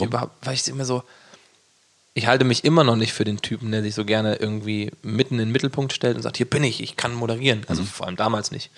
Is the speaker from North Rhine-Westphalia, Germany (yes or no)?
no; Gießen, Hesse, Germany; ich komme ja aus Gießen